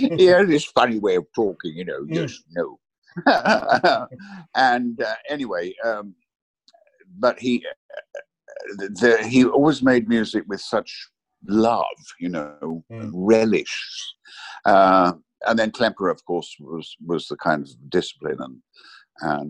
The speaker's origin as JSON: {"language": "English", "town": "Watford", "region": "East of England", "country": "United Kingdom", "tie": "born or raised there", "also_born_or_lived": "Sussex / Rome", "moved": "as an adult", "said": "I grew up in Watford, on the outskirts of Watford"}